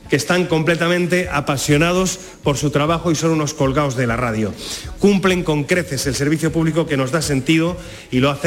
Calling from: Seville, Andalusia, Spain; Eh, buenos días … de Triana.

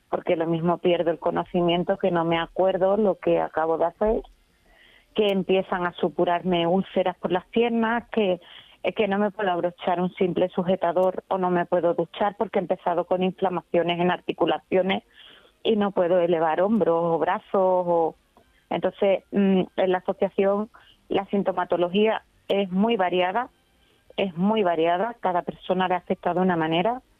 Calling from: Seville, Andalusia, Spain; de Sevilla.

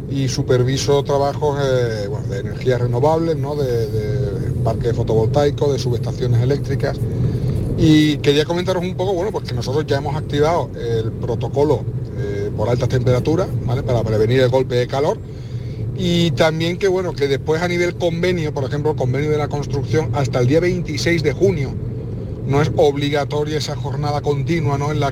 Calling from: Seville, Andalusia, Spain; de Sevilla.

